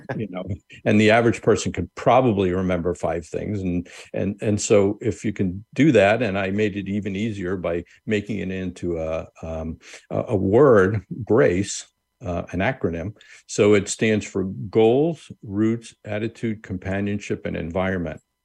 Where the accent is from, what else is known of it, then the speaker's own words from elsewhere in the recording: Long Island, New York, United States; I grew up on Long Island, New York